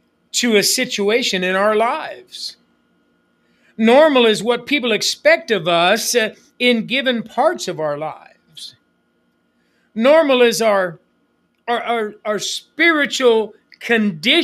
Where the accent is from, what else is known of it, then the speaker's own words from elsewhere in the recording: United States; moved away; I was raised on the Apache Reservation